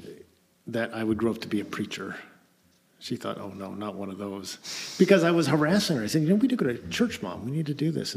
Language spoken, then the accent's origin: English; Eatonville, Washington, United States; also born or lived in Russia; Grew up in Eatonville.